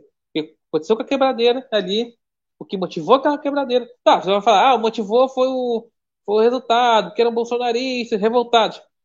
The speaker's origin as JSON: {"language": "Portuguese", "country": "Brazil", "said": "eu sou brasileiro"}